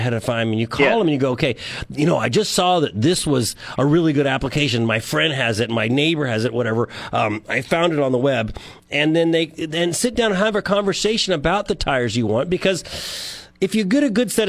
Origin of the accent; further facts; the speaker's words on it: San Joaquin Valley, California, United States; now in San Luis Obispo, United States; I grew up in the San Joaquin Valley, and I live in San Luis Obispo